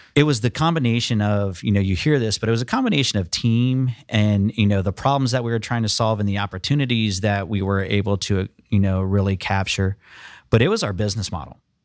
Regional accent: Lima, Ohio, United States; I'm from Ohio, actually Northwest Ohio, so I'm from Lima. grew up there, actually went to Elida High School there in Lima.

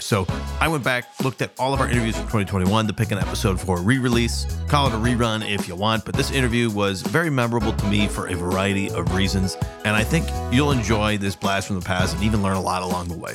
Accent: San Diego, California, United States; moved away; I'm from San Diego

